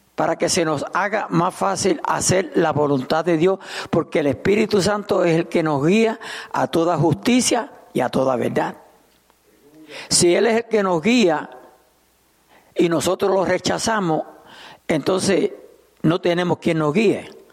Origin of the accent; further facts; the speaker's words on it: Puerto Rico; now in Souderton, United States; Yo soy puertorriqueño